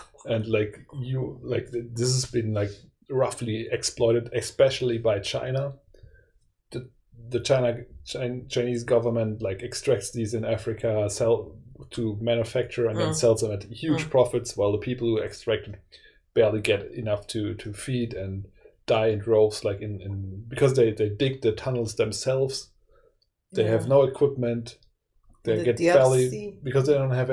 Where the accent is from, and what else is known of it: Germany